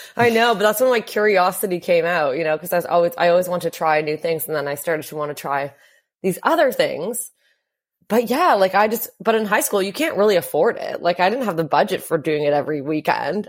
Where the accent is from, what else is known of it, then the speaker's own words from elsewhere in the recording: Hamilton, Ontario, Canada; I grew up in a town called Hamilton, Ontario, and that was about an hour outside